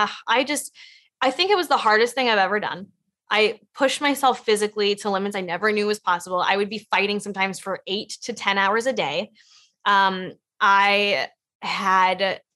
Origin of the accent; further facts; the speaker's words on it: Los Angeles, California, United States; I grew up in Los Angeles